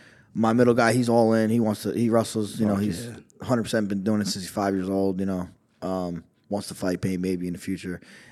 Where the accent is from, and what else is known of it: Toms River, New Jersey, United States; born or raised there; also born or lived in Summit, New Jersey / Kenilworth, New Jersey